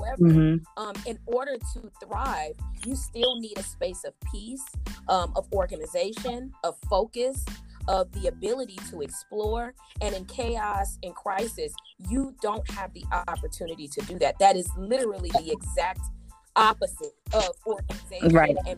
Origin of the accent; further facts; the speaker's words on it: United States; being African American